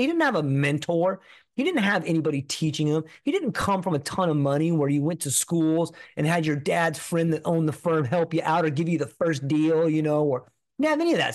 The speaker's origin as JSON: {"language": "English", "region": "Southern California", "country": "United States", "tie": "born or raised there", "said": "I grew up in California, in Southern California"}